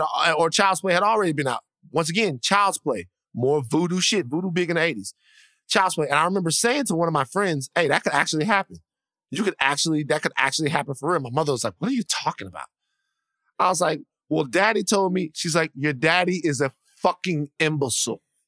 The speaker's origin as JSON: {"language": "English", "region": "South Louisiana", "country": "United States", "said": "I'm from the, I'm from South Louisiana."}